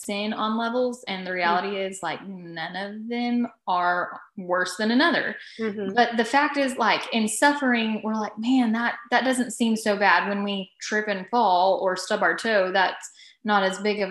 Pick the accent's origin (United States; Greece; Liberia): United States; Texas; I am in Texas because once you live in Texas and you're born and raised in Texas, you really have no reason to leave. So I didn't.